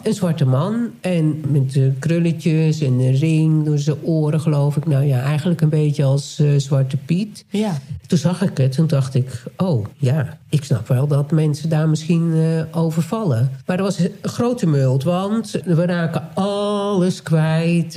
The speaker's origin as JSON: {"language": "Dutch", "town": "Nijkerk", "region": "Gelderland", "country": "Netherlands", "tie": "born or raised there", "moved": "yes", "said": "wij zijn beide opgegroeid in Nijkerk"}